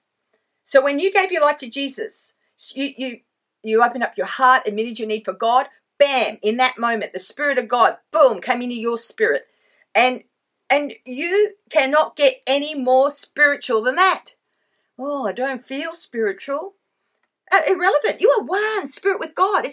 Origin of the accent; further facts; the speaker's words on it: Australia; also born or lived in Sydney; I am Australian. Actually, I live in Sydney